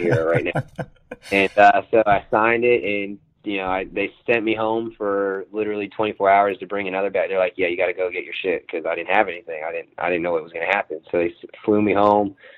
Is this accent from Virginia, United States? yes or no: yes; Virginia, United States; now in Los Angeles, United States; I'm from Virginia originally